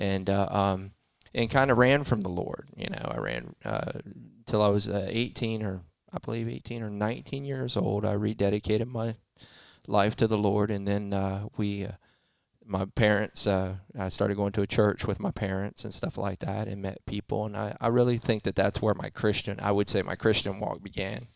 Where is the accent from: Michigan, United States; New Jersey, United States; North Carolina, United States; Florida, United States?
Florida, United States; Fort Pierce; also born or lived in Melbourne, Florida; I was born in Melbourne, moved to Fort Pierce. I was raised in Fort Pierce